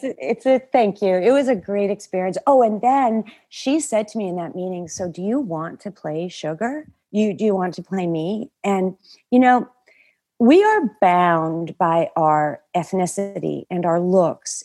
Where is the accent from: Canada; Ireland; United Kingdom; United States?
Canada; also born or lived in Toronto; I worked at a, a, a waitress at a stand-up club in Toronto, and I'm Canadian.